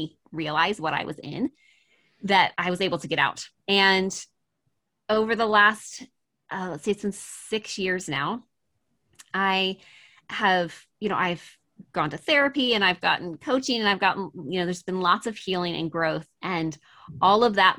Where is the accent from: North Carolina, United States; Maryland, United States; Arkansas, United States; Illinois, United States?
Maryland, United States; I am originally from Maryland in the US, mm-hmm. and which is on the East Coast. And I was actually born and raised in a fundamental Christian cult.